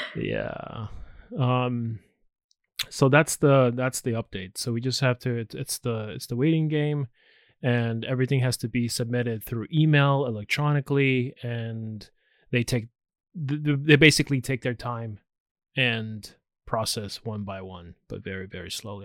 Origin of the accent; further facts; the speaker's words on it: United States; me being American, it's nice to have other citizenships